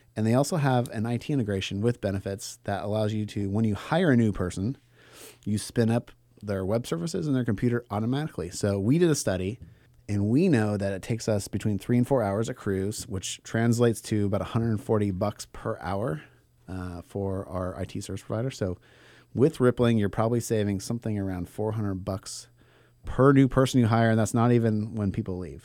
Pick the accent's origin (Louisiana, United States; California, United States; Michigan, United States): California, United States; Bay Area; I grew up in the Bay Area in, like, a predominantly white suburb